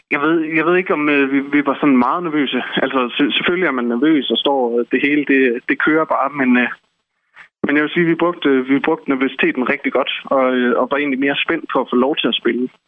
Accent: Esbjerg, Southern Denmark, Denmark; vi er fire personer fra Esbjerg. Vi er alle sammen øh, gået på gymnasiet sammen.

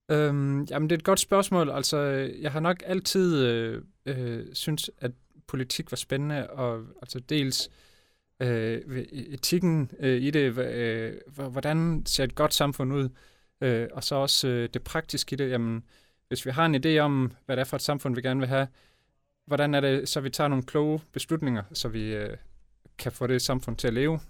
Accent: Broballe, Southern Denmark, Denmark; et syvmandshold i Broballe IF, øh, hvor jeg voksede op

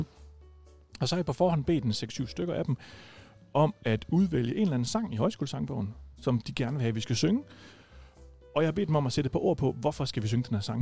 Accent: Rødding, Southern Denmark, Denmark; jeg er jo fra Rødding, og ikke fra Gram

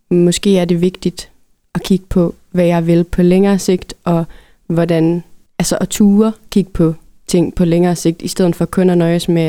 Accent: North Jutland, North Denmark Region, Denmark; also born or lived in Berlin; jeg som nordjyde havde gjort mig så meget

